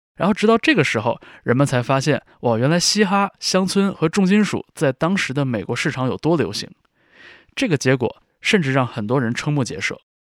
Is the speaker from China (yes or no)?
yes; China; 我们这些在国内长大